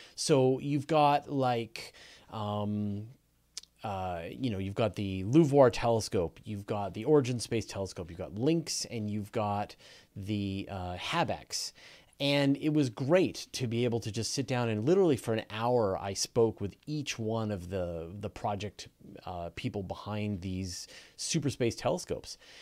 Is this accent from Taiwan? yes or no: no; Canada; accent: Canadian; we as Canadians, uh, we say words differently than Americans